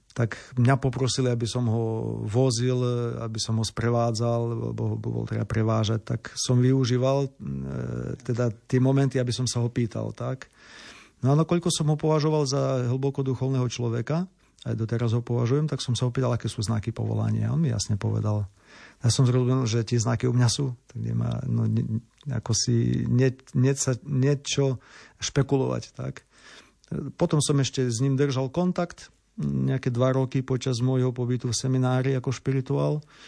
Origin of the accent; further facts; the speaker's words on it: Olšavica, Slovakia; moved away as an adult; also born or lived in Univ, Ukraine / Lviv, Ukraine / Rome, Italy; now in Ukraine; som mal aj farára u nás v Olševici